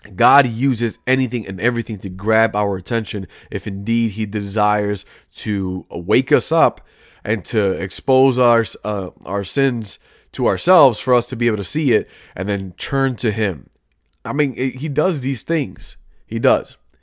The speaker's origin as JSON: {"language": "English", "town": "Chicago", "region": "Illinois", "country": "United States", "tie": "born or raised there", "said": "I grew up in Chicago, currently still am."}